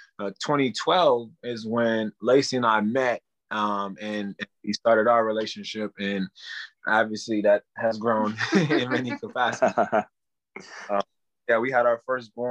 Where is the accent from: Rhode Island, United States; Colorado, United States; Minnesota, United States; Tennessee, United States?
Minnesota, United States; St. Paul; I grew up in Frogtown, right out of Edmonton.